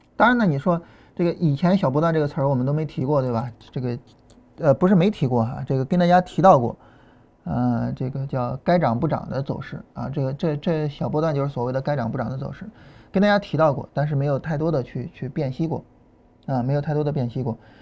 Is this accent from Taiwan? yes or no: no; Shan County, Shandong, China; accent: Shan County dialect; moved away as an adult; 我们老家话嘛，就山乡话。啊，这个跟河南话还是比较接近的。啊，我们，呃，就是山县那一块儿，啊，这个商丘那一块儿，呃，那个，那个菏泽那一块儿，嗯，距离这个河南的双丘，商丘很近。啊，然后我们那一块儿的话还是相对比较接近的。啊，包括安徽、江苏北部，啊，跟我们都比较接近